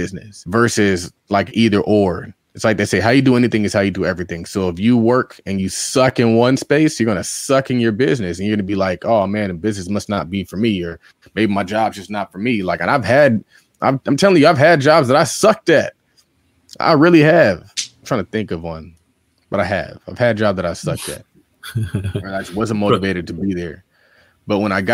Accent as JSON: {"language": "English", "town": "New York City", "region": "New York", "country": "United States", "said": "I'm from Harlem"}